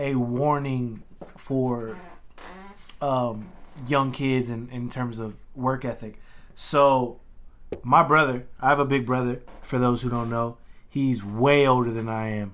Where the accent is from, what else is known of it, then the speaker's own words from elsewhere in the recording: Louisiana, United States; as a kid from Louisiana, like, growing up in the South